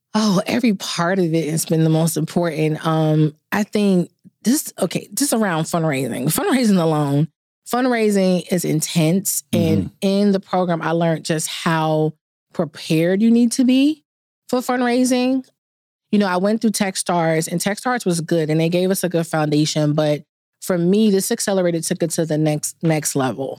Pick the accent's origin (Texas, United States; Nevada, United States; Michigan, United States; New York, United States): New York, United States; New York City; now in Atlanta, United States; I'm initially from New York, so the Big Apple. Currently live in Atlanta